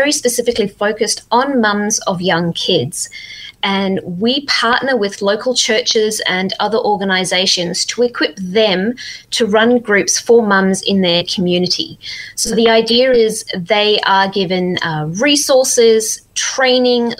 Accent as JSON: {"language": "English", "country": "Zimbabwe", "moved": "yes", "lives_now": "Perth, Australia", "said": "I'm actually originally from Zimbabwe way back when, but I've been living in Australia for quite a while now"}